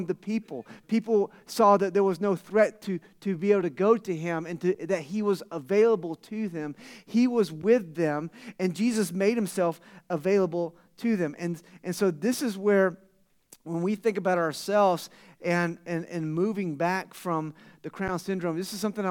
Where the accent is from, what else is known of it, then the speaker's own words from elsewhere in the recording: Florida, United States; now in Tucson, United States; I'm from Florida. You guys, someone said I had an accent, right? All the way from out east to Tucson.